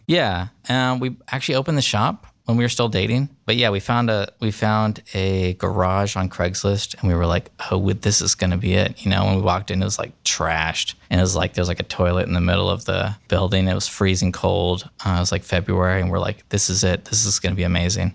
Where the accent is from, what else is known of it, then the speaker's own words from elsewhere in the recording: the Bay Area, Northern California, United States; now in Columbus, United States; I was born in California, grew up there